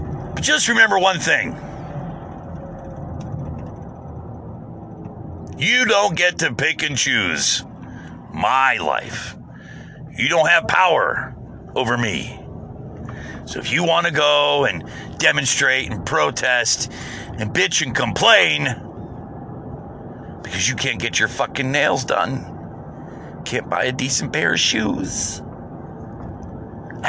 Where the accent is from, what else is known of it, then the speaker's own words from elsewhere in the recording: United States; I'm an American